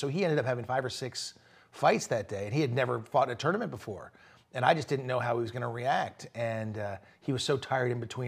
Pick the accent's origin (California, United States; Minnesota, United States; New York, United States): California, United States; Malibu; growing up in Malibu, California